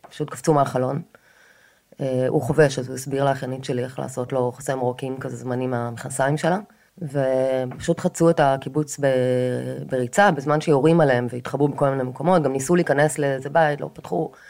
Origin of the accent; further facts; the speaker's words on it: Kfar Aza, Southern District, Israel; now in Tel Aviv, Israel; אה, גר בתל אביב כבר 20 שנה בערך, אפילו יותר. אבל נולדתי וגדלתי בקיבוץ כפר עזה, ורוב המשפחה שלי עדיין גרה שם.